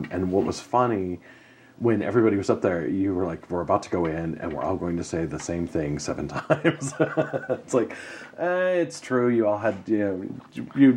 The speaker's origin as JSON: {"language": "English", "town": "Helena", "region": "Montana", "country": "United States", "tie": "born or raised there", "said": "I grew up in Helena"}